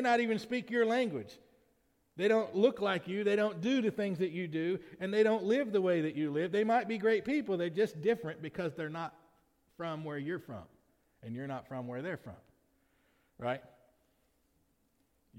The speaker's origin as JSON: {"language": "English", "area": "Lamar County", "region": "Alabama", "country": "United States", "tie": "born or raised there", "said": "I'm a citizen of the United States of America only because I was born in Lamar County, Alabama."}